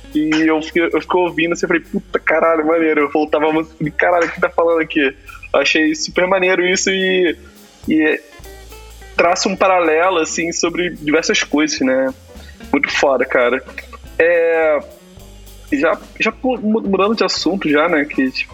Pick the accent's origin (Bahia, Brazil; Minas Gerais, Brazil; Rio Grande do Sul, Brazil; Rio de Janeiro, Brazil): Rio de Janeiro, Brazil; now in São Paulo, Brazil; sou de Guadalupe